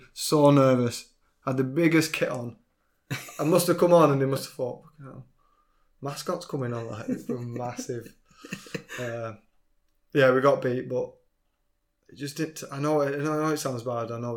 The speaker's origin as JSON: {"language": "English", "town": "Leyland", "region": "North West England", "country": "United Kingdom", "said": "I'm from Leyland, I'm a Preston lad."}